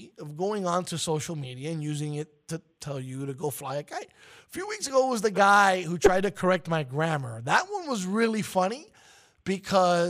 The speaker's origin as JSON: {"language": "English", "town": "New York City", "region": "New York", "country": "United States", "moved": "yes", "lives_now": "Miami, United States", "said": "my roots are the 212"}